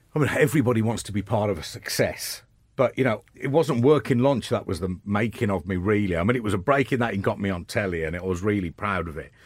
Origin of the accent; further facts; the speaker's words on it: Birmingham, West Midlands, United Kingdom; moved away as an adult; now in London, United Kingdom; coming from Birmingham